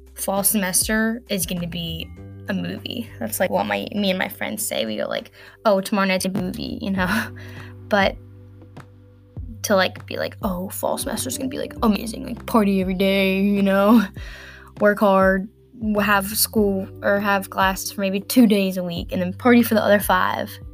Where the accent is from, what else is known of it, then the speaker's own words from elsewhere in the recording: northern Kentucky, United States; I'm from Kentucky, in like the northernmost part of Kentucky